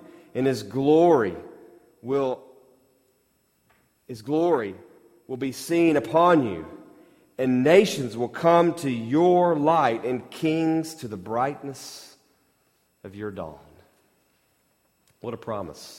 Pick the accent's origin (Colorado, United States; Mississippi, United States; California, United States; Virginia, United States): Mississippi, United States